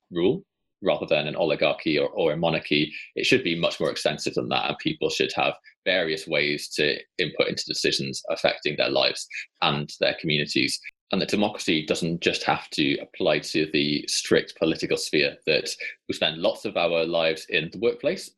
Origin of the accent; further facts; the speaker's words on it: Wales, United Kingdom; as a Welsh person